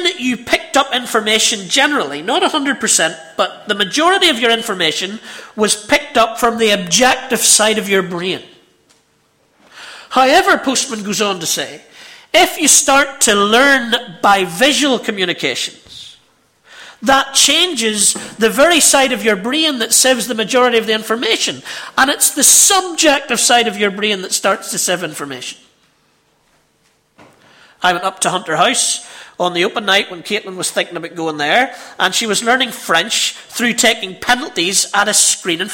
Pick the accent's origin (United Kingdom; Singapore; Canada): United Kingdom; Ballymena, Northern Ireland; I'm from Ballymena, you can tell